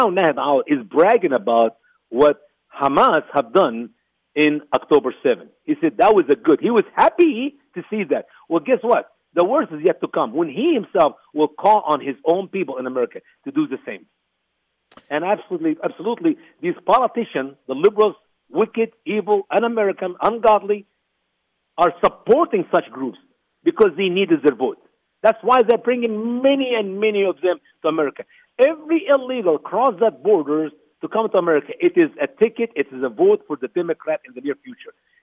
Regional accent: Egypt; now in United States; my home country, Egypt

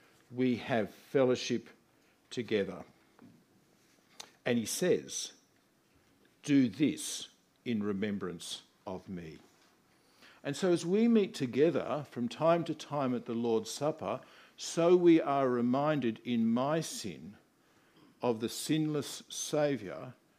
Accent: Australia; I'm an Australian

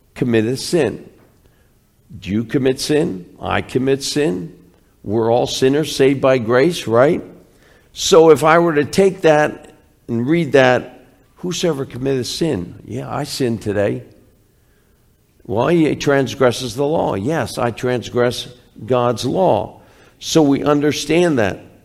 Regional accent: Philadelphia, Pennsylvania, United States; I'm from Philly.

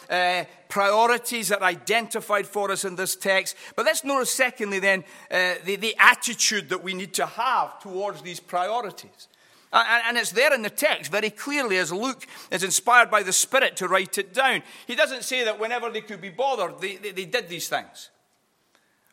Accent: Edinburgh, Scotland, United Kingdom; also born or lived in Glasgow; I grew up in a small Baptist church on the east side of Edinburgh. Although I was born in Glasgow, I grew up on the east side of Scotland mainly.

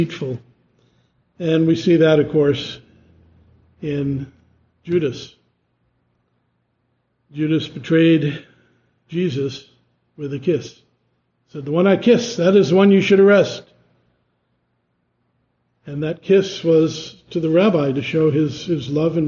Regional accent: East Coast, United States; moved away; I'm from the East Coast. We shake hands

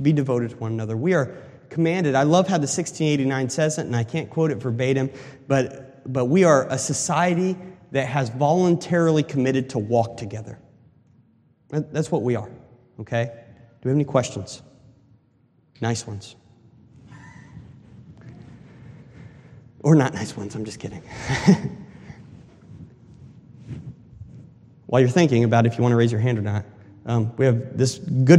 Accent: Colorado, United States; I'm from the West, I'm from Colorado

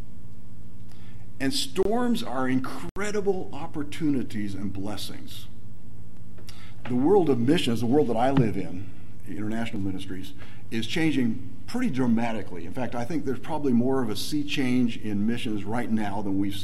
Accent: Nigeria; moved away; I grew up in Nigeria

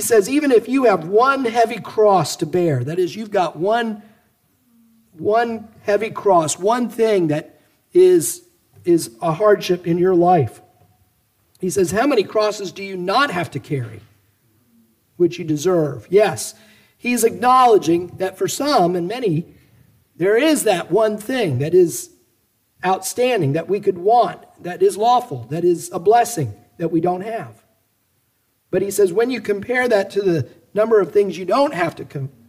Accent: United States; us as American Christians

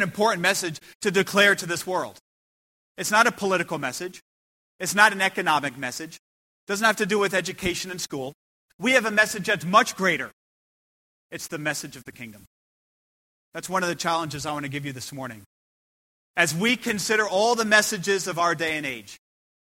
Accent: United States; I come from America

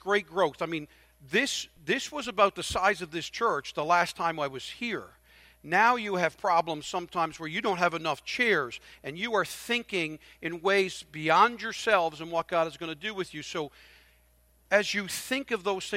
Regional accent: Newfoundland and Labrador, Canada; I'm a Newfoundlander

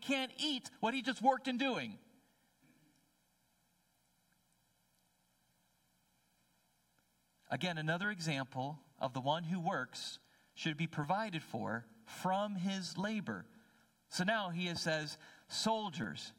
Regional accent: New Jersey, United States; I'm a city boy. So I did not grow up with oxen treading out grain

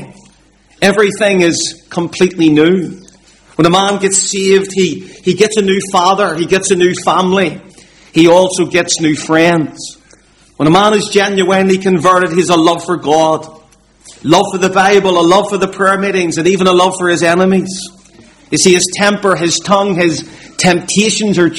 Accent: Belfast, Northern Ireland, United Kingdom; I grew up in the Donegal Road area of Belfast, and I still live in that area

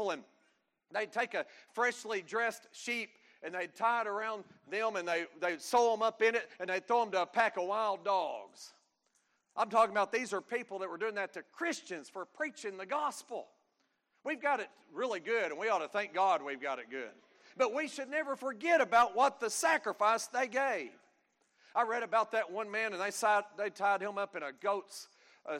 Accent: United States; being an American

